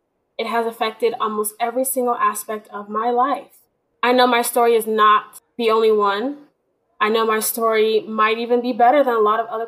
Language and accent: English; Houston, Texas, United States; I'm from Texas